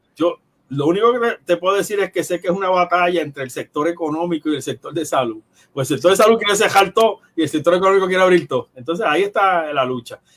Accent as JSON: {"language": "Spanish", "town": "Ponce", "country": "Puerto Rico", "said": "yo soy de Ponce y trabajo en San Juan"}